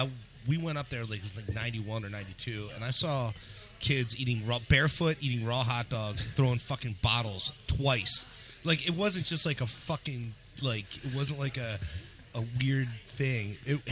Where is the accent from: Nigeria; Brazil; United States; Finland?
United States; Lancaster, Pennsylvania; now in Philadelphia, United States; I grew up in Lancaster.